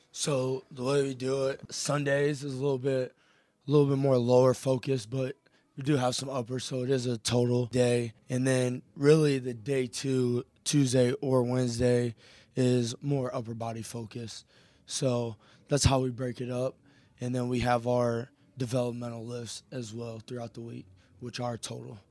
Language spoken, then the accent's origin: English; Elyria, Ohio, United States; I'm originally from Elyria, Ohio, so not too far, I'm pretty much back home